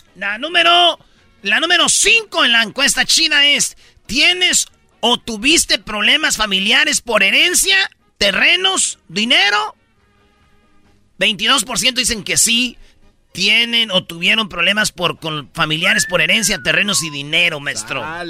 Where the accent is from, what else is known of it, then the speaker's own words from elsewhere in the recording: Michoacán, Mexico; en Michoacán somos buenos todos